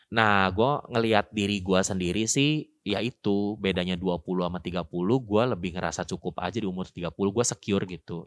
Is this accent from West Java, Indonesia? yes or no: no; Jakarta, Indonesia; moved away as an adult; now in Bandung, Indonesia; asalnya gue orang Jakarta, terus gue kuliah di Bandung